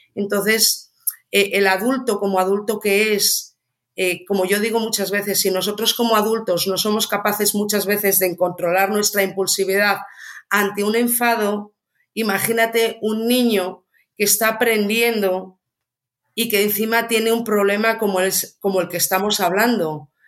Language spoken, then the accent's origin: Spanish; Ourense, Galicia, Spain; yo soy de Orense